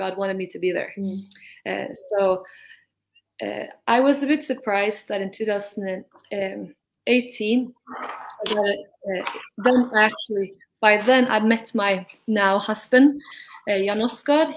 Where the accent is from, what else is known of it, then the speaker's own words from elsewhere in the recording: Norway; I'm from Norway